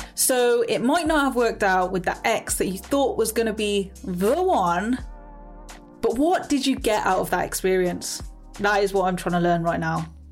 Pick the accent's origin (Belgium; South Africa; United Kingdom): United Kingdom; Coventry, West Midlands; I'm from Coventry.